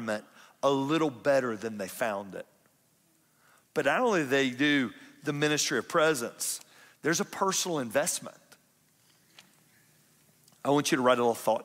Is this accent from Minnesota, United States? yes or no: no; Atlanta, Georgia, United States; now in Kennesaw, United States; I'm from South Atlanta.